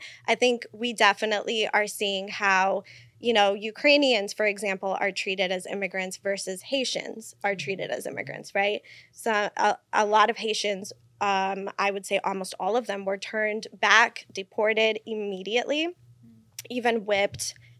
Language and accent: English; Puerto Rico; And so we start going down the rabbit hole of where I'm from and, you know, Puerto Rico